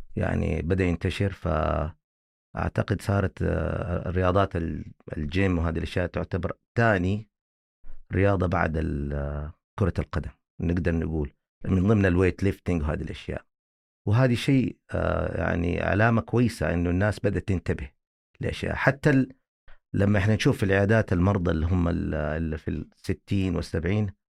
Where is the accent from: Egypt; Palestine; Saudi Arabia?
Saudi Arabia; عندنا في السعوديه